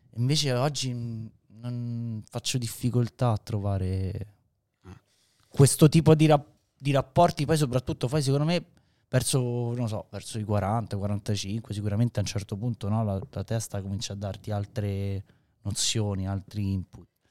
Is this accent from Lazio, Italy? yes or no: yes; Rome, Lazio, Italy; noi veniamo da Roma